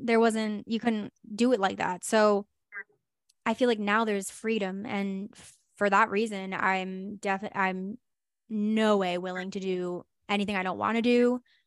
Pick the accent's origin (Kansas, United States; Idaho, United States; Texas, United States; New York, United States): New York, United States; moved away; also born or lived in New Jersey; I lived in New Jersey, but I'm originally from New York